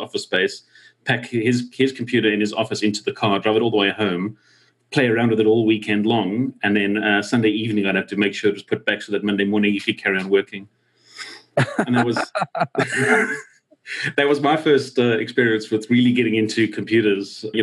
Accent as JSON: {"language": "English", "country": "South Africa", "tie": "born or raised there", "said": "growing up in South Africa"}